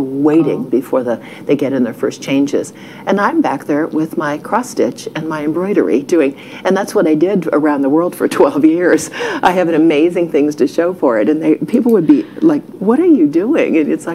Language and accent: English; Ohio, United States; moved away as an adult; now in Texas, United States; We grew up in Ohio